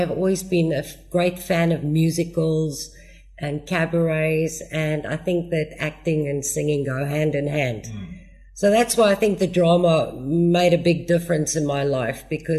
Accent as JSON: {"language": "English", "country": "Australia", "tie": "born or raised there", "also_born_or_lived": "United States / Germany", "said": "No, I was born in the States. I was actually very lucky. My dad had a job that took him overseas a lot. So we kind of grew up overseas in Australia and in Germany."}